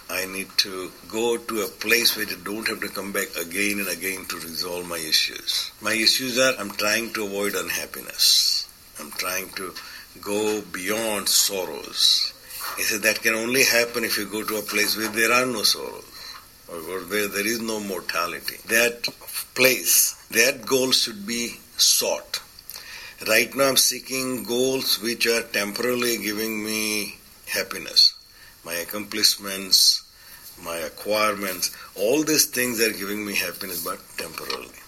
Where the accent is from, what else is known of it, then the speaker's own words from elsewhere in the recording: India; I come from India, but I go back and I feel uncomfortable there.